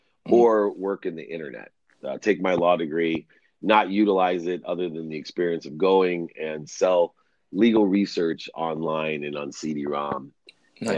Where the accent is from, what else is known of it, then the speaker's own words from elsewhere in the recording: Akron, Ohio, United States; at 5 years old, that's the most memorable time for me. It's when my father left and I was there with six kids and a single mom in a place called Akron, Ohio. I was actually born in the same hospital as LeBron James and Steph Curry